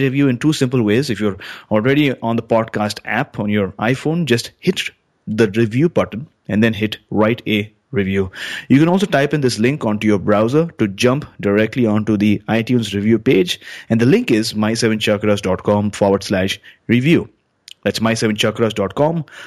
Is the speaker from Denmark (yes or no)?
no; British Columbia, Canada; that's where I'm from